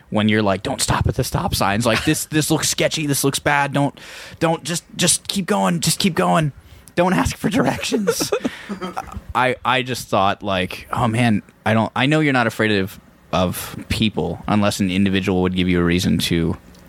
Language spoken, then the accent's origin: English; Central Pennsylvania, United States; We were raised in Central Pennsylvania